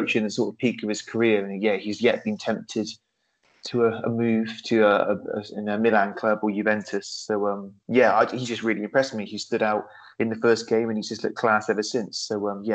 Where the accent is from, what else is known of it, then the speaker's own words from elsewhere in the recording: England, United Kingdom; we're English